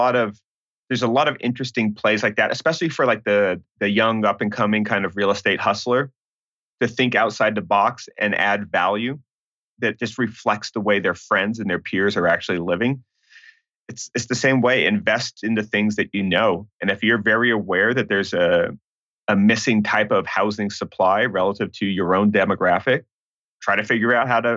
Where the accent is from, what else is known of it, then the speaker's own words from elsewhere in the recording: Santa Barbara, California, United States; so I grew up in the Santa Barbara area of California, and what's fascinating now, there's not a lot of multifamily buildings there.